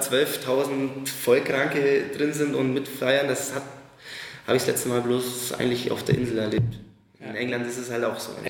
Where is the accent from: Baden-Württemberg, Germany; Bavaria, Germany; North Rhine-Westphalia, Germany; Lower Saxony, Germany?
Bavaria, Germany; Marktoberdorf; moved away as an adult; now in Munich, Germany; In Thalhofen. Das ist in Markt Oberdorf